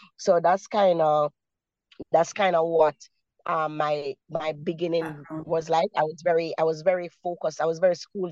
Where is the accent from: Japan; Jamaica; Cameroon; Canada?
Jamaica; Kingston; I was born, and raised in the communities. I was born in Maxfield. I spent most of my years in Kennecott and in Arnett Gardens. So, you know, persons would say, you know, those are some of the roughest communities here in Kingston, Jamaica.